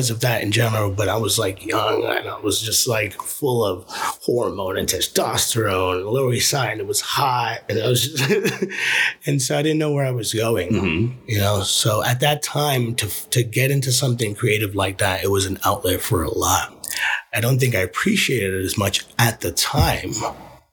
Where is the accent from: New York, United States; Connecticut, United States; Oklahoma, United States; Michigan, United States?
New York, United States; New York City; Growing up in the Lower East Side